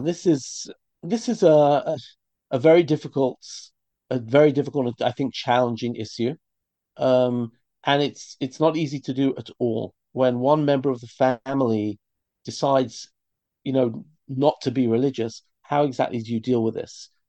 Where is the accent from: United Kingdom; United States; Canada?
United Kingdom; London; moved away as an adult; now in Israel; I grew up in London in a religious community